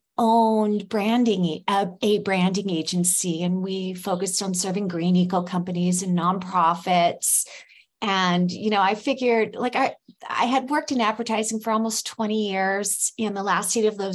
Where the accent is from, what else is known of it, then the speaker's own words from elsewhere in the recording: California, United States; moved away as an adult; now in Mexico; I'm from California.